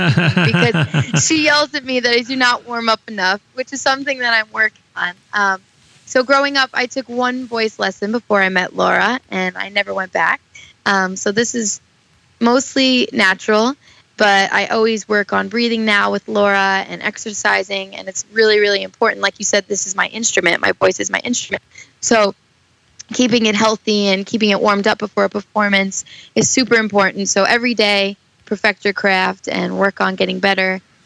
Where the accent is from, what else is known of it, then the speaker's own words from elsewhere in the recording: New York City, New York, United States; I was born and raised in Staten Island, New York